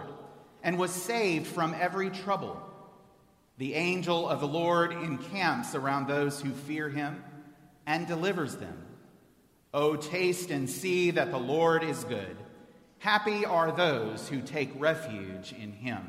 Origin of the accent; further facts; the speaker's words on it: Houston, Texas, United States; moved away as an adult; I'm a native of Houston.